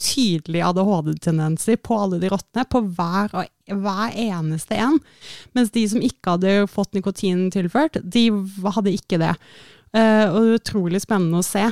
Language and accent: Norwegian; Oslo, Norway; born or raised there